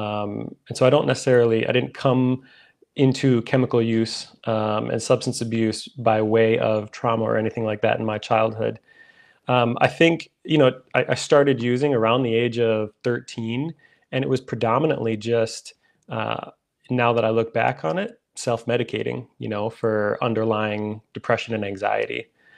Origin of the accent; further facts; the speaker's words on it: Minnesota, United States; I'm from Minnesota. That's where I live.